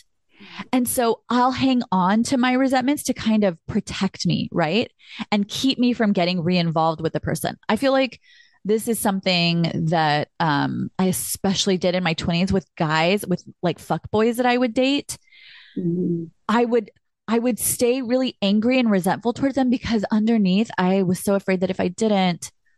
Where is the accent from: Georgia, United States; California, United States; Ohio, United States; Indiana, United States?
California, United States; I'm so from California